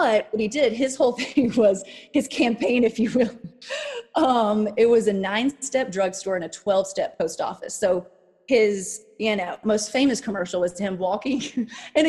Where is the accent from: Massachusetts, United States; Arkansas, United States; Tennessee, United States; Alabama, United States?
Arkansas, United States; Hope; moved away; also born or lived in New York; Hope, Arkansas was where I was born and raised.